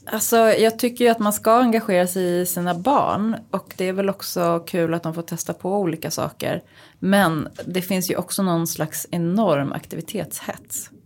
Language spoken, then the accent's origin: Swedish; Uppsala, Uppsala County, Sweden; also born or lived in New York; now in Stockholm, Sweden; hemma här i Stockholm eller Uppsala där jag kommer ifrån